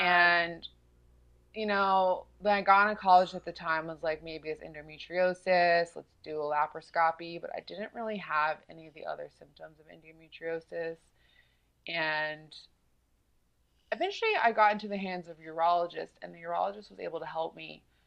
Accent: South Carolina, United States; I grew up in South Carolina

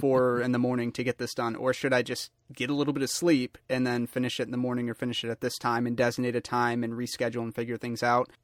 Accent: Michigan, United States; born and raised in Michigan

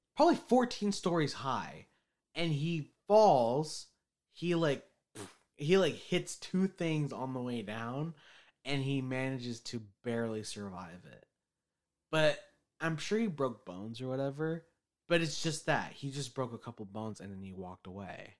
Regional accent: United States; I'm American

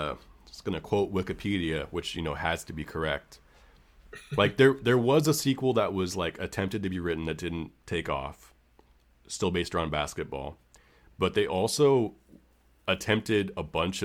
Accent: San Francisco, California, United States; I was growing up in San Francisco.

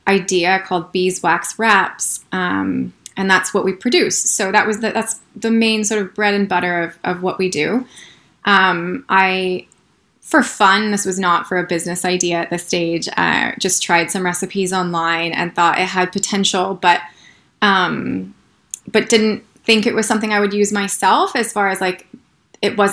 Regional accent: United States; moved away as an adult; now in New Zealand; as an American

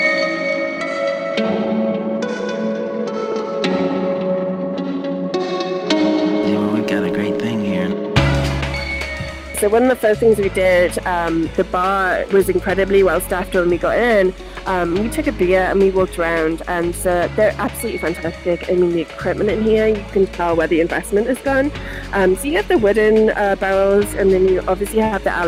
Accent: the Northeast, North East England, United Kingdom; also born or lived in Putney, London; now in London, United Kingdom; originally I'm from the Northeast, so I have a very strange accent

